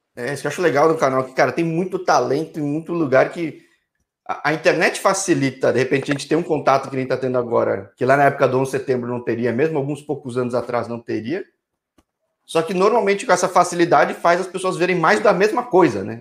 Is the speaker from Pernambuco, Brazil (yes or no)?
no; São Paulo, Brazil; Eu sou de São Paulo